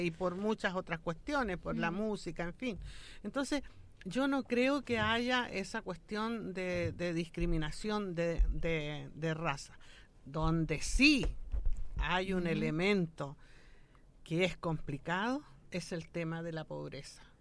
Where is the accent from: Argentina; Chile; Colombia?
Chile; Nosotros somos un país absolutamente mestizo